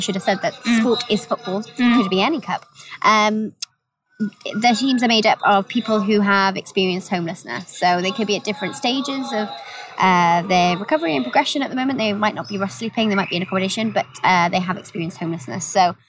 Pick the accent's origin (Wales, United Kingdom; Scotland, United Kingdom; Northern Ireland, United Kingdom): Wales, United Kingdom; Gilwern, near Abergavenny; now in Cardiff, United Kingdom; So I'm originally from a little town called, well, a village, actually, called Gilwyn, which is about an hour away from here, outside of a town called Abergavenny